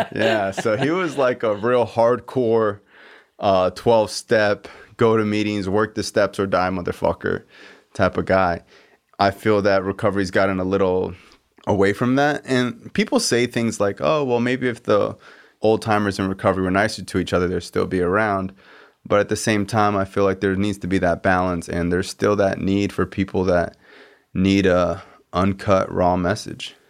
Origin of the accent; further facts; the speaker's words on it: Miramar / Cooper City area, Florida, United States; we're from the same area